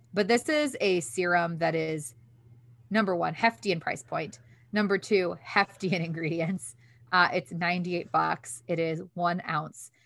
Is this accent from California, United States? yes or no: no; Detroit, Michigan, United States; also born or lived in New York City; when I would meet people in New York to be like, "Where are you from?" I'd be like, "Detroit."